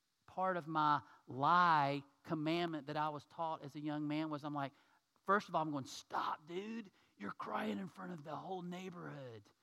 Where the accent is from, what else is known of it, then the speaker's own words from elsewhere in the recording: United States; as an American man